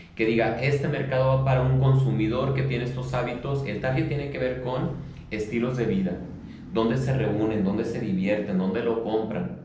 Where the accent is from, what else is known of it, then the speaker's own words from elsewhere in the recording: Mexico City, Mexico; now in León, Mexico; yo no soy de León. Mi familia todo es de aquí de León. Yo nací en Chilangolandia